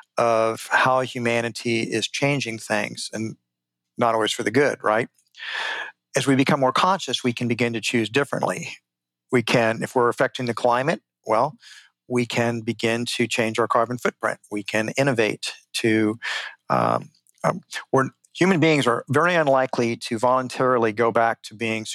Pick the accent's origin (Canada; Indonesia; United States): United States; Houston, Texas; when I was just a little boy, I grew up in Houston, Texas